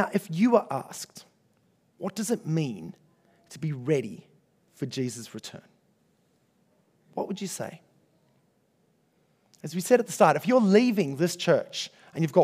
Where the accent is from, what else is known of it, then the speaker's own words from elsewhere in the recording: Australia; comfortable Australian Christians